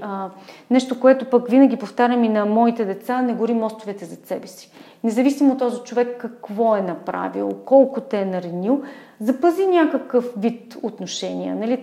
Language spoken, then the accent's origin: Bulgarian; Burgas, Burgas Province, Bulgaria; moved away as an adult; now in Sofia, Bulgaria; аз съм от Бургас